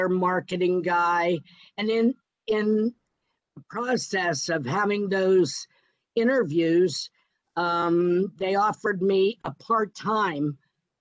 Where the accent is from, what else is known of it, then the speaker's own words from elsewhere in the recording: Pittsburgh, Pennsylvania, United States; my hometown